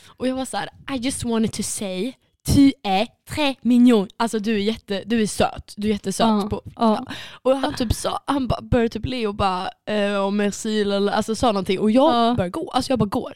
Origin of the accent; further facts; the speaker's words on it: Sweden; jag ska säga suédois